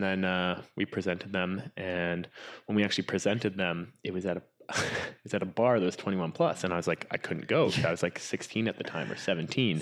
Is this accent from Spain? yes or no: no; Whistler, British Columbia, Canada; grew up in Whistler, which is, I mean, I guess the ca, the, the adventure capital of, uh, of Canada or B C